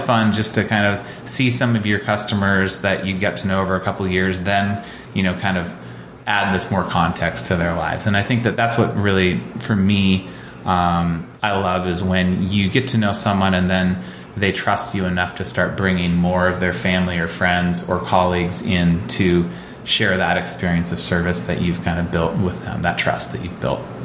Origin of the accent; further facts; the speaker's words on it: Olympia, Washington, United States; I grew up in Olympia and, um, you know, 15, 20 miles outside of town